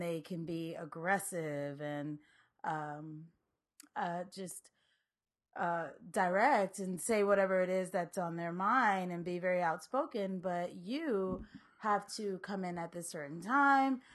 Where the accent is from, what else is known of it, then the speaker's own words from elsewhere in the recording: Maryland, United States; also born or lived in New York / Liberia; I grew up in Maryland